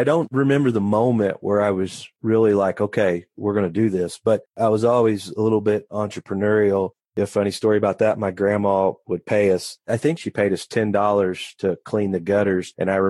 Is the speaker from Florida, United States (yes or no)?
no; Poseyville, Indiana, United States; I was. I've been here my whole life. Grown up around the business